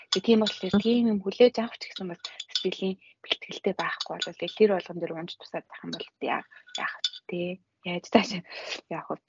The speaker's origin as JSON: {"language": "Mongolian", "country": "Mongolia", "moved": "yes", "lives_now": "Japan", "said": "би монгол хүн"}